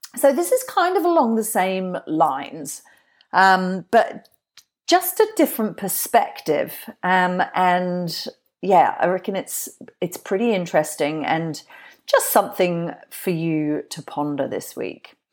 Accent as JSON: {"language": "English", "town": "Glastonbury", "region": "South West England", "country": "United Kingdom", "tie": "born or raised there", "said": "I'm from Glastonbury. That's where I grew up."}